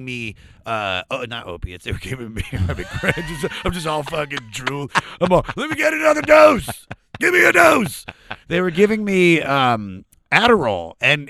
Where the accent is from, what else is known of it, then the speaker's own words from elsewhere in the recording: Germantown, Maryland, United States; I'm from right outside of Washington, D.C., in a suburb area called Germantown, Maryland